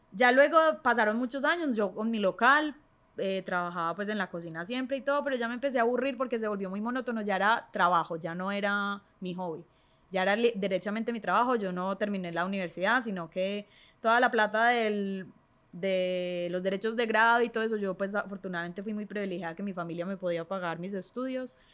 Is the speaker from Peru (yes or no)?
no; Medellín, Antioquia, Colombia; moved away as an adult; now in Chile; Yo soy de Medellín. Sí. Vivo en Chile hace cinco años.